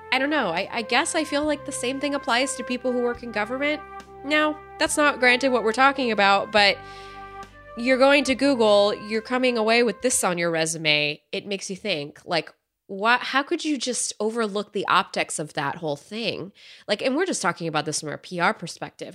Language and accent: English; United States; as an American citizen